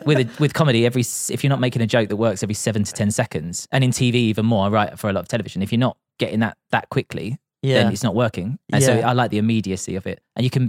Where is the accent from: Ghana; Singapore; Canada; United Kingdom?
United Kingdom; Grays, East of England; because we're just from Grays.